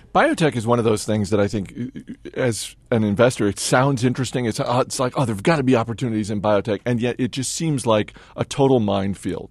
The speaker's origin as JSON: {"language": "English", "region": "Northeast", "country": "United States", "tie": "born or raised there", "said": "growing up in the Northeast"}